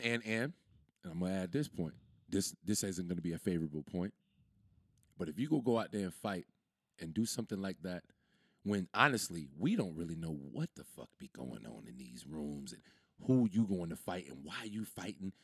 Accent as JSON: {"language": "English", "country": "United States", "said": "I'm from America"}